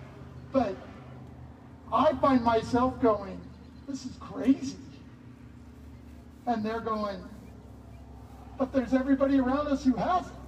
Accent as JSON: {"language": "English", "town": "Hillsboro", "region": "Oregon", "country": "United States", "also_born_or_lived": "Nampa, Idaho", "said": "I'm from Hillsboro, Oregon"}